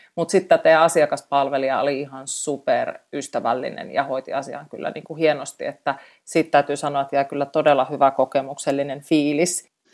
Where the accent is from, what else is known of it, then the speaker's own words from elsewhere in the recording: Eastern Finland, Finland; moved away; olen itse Itä-Suomesta kotosi ja tiedän vanhempani asuvat siellä Venäjän rajalla